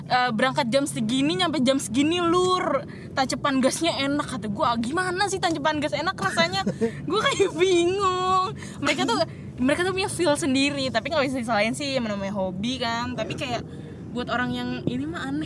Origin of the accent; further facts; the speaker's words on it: Jakarta, Indonesia; eh gue anak Jakarta